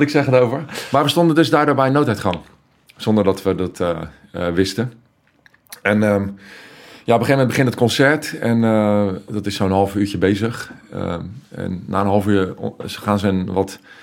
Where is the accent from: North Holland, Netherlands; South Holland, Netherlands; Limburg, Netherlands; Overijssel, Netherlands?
South Holland, Netherlands; The Hague; Ik kom uit Den Haag